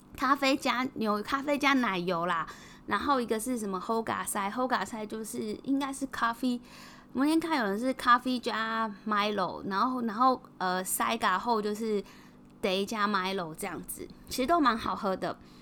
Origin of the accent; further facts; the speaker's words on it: Taiwan; accent: Taiwanese; moved away as an adult; now in Singapore; 老板有帮我们认出来说我们是不是台湾人。我说对，你怎么会知道？就是我们口音，我的口音真的实在太重了